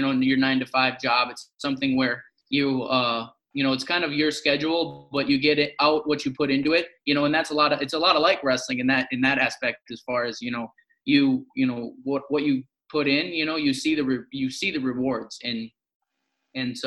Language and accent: English; Zimmerman, Minnesota, United States; also born or lived in Robbinsdale, Minnesota / Foley, Minnesota / Fargo, North Dakota / Northern Michigan; went to, you know, elementary school and stuff in Zimmerman, Minnesota